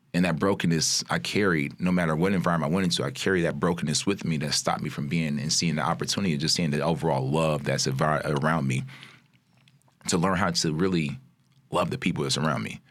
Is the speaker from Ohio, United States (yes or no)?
no; Chicago, Illinois, United States; also born or lived in Maywood, Illinois; I'm born and raised in Chicago native, out, just outside of Maywood